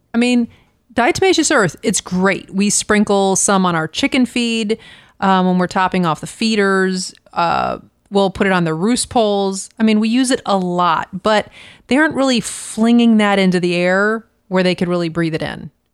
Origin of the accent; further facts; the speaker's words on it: Florida, United States; moved away; I grew up in Florida